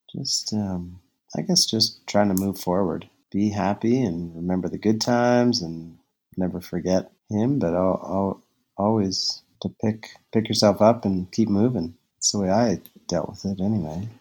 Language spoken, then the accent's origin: English; Halifax, Nova Scotia, Canada; moved away as an adult; also born or lived in Victoria, British Columbia; I grew up in Halifax when I finished dental school at Dal